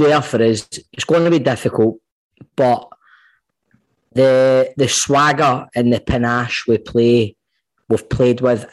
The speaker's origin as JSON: {"language": "English", "town": "Glasgow", "region": "Scotland", "country": "United Kingdom", "said": "we're from Glasgow"}